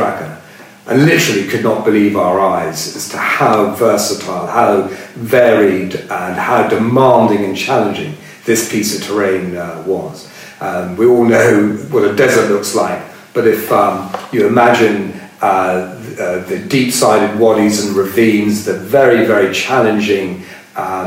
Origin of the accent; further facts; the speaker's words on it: United Kingdom; being a Brit